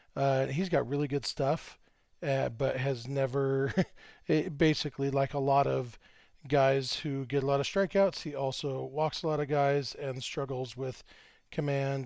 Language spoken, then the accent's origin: English; Lake Elsinore, California, United States; Lake Elsinore, my hometown